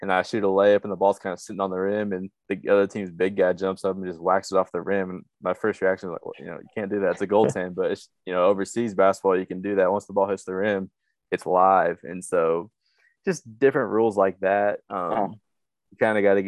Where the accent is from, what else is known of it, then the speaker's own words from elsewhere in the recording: Flower Mound, Texas, United States; moved away as an adult; also born or lived in Oklahoma; now in Czech Republic; I'm from Flyer Mound, Texas, same hometown as Preston.